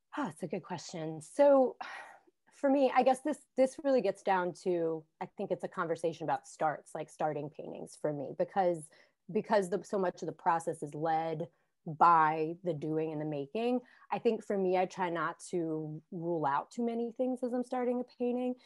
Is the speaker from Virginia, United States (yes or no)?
yes; Southwestern Virginia, United States; moved away as an adult; also born or lived in Washington, D.C.; now in Reston, United States; I grew up in Southwestern Virginia